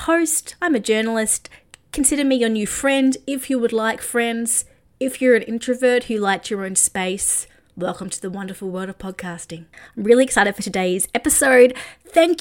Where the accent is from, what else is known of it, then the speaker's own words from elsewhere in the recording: Australia; also born or lived in Nashville; I'm Australian.